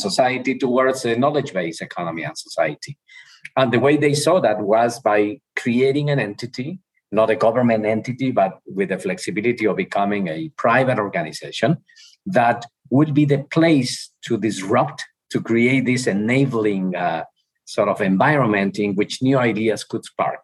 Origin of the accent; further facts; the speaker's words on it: Ojuelos, Jalisco, Mexico; English is a second language; moved away as an adult; also born or lived in Mexico City / Massachusetts / Arizona; I'm from Mexico. I'm from a small town in Mexico, Ojuelos, uh, which is the capital of the world. And uh, when I was living in Ojuelos, for me, uh, as a kid